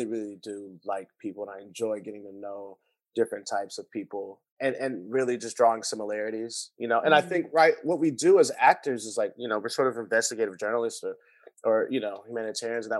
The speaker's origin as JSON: {"language": "English", "town": "Los Angeles", "region": "California", "country": "United States", "tie": "born or raised there", "said": "I grew up in West Adams, but I went to private schools. So I was exposed to a lot of different other neighborhoods"}